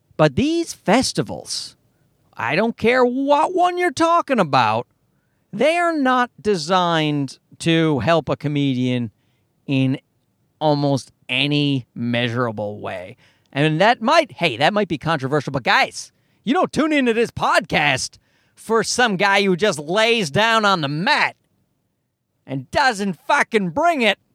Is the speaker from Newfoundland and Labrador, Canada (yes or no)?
yes; Newfoundland and Labrador, Canada; I grew up in Newfoundland, and Newfoundland's an East Coast part of Canada